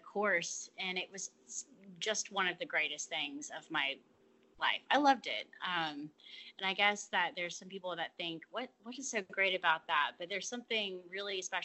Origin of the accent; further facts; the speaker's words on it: Atlanta, Georgia, United States; now in Marion, United States; I'm originally from Atlanta, but I live in Marion, Alabama